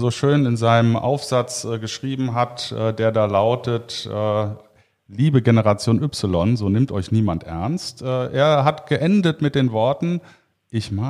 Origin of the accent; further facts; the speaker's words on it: Cologne, North Rhine-Westphalia, Germany; das als äh, Kölner äh, finde ich sowieso immer gut.